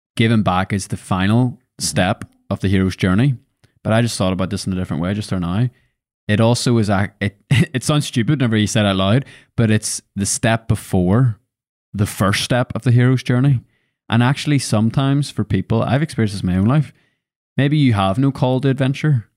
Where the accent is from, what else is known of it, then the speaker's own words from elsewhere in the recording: Lisburn, Northern Ireland, United Kingdom; moved away as an adult; I was born and bred in Lisburn